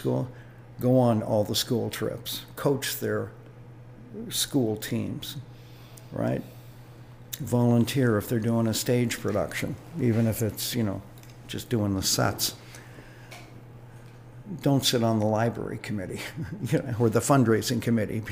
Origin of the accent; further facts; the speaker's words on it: Toronto, Ontario, Canada; I was raised right out of the sidewalk in East Toronto, even though I was born in the West End.